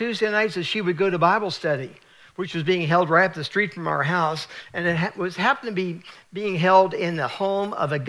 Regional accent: United States; I was born in America

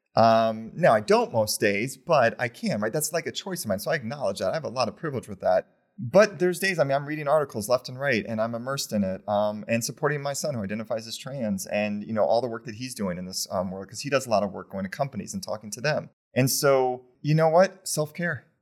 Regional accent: Champaign, Illinois, United States; moved away as an adult; now in Connecticut, United States; I'm from Champaign, Illinois

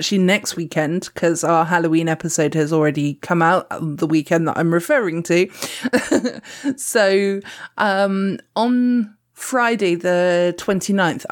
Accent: Dorset, South West England, United Kingdom; accent: Dorset; we're both from Dorset

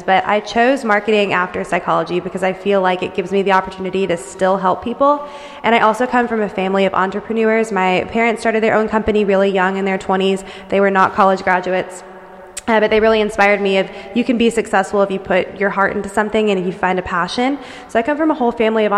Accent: Duluth, Georgia, United States; I'm also from Duluth

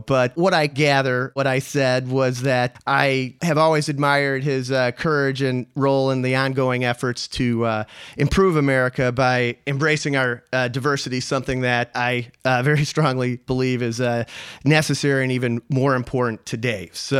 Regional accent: United States; also born or lived in Bulgaria; as an American

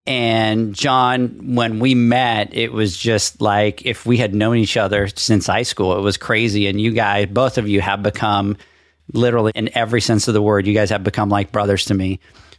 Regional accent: California, United States; now in Texas, United States; And I came from California and I used to joke around about it all the time.

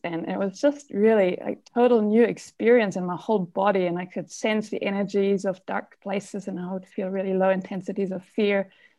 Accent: Germany; English is a second language; moved away as an adult; now in New Zealand; that's not a Kiwi name. I came here from Germany about 4 years ago

